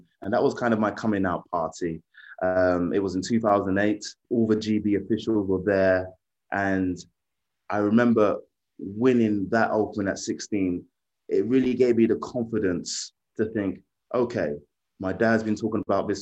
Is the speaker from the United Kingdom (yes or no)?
yes; London, United Kingdom; London, my hometown. I grew up watching the stadium being built up through the stages